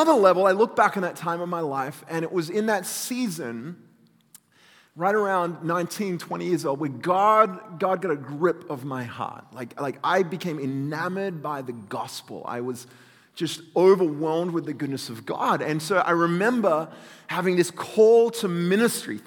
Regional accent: Australia; accent: Australian; moved away; I grew up in Australia, in case you hadn't figured out where this weird convict accent comes from

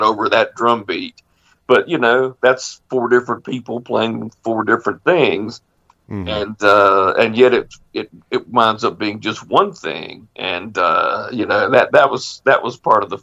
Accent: Candor, North Carolina, United States; now in Stokesdale, United States; I didn't grow up in Hamlet, but I grew up in Candor

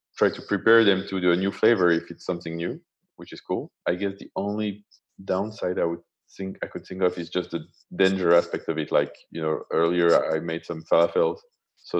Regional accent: France; I was raised in France

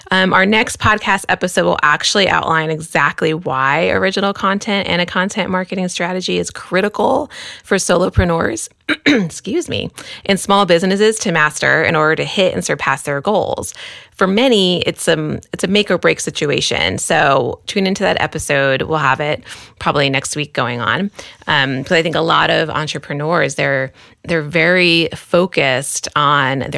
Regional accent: Queens, New York, United States; born there; also born or lived in El Paso / Dallas / California; now in San Francisco Bay Area, United States; um, I was born in Queens, New York, and we met in El Paso, Texas.

